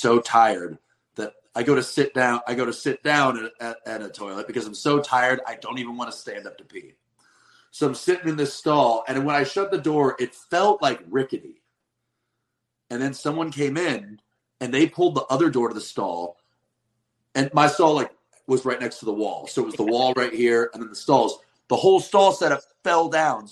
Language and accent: English; the West, United States; also born or lived in Midwest; now in East Coast, United States; I'm from the West, where it is like truck stop